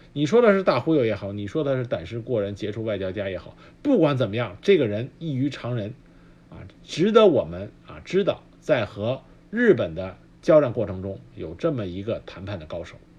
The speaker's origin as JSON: {"language": "Chinese", "country": "China", "said": "我们中国人"}